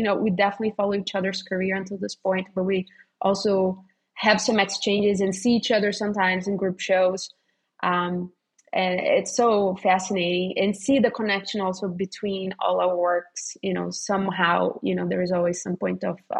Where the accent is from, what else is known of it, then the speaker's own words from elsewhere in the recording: Rio de Janeiro, Brazil; moved away as an adult; Rio, which is my hometown.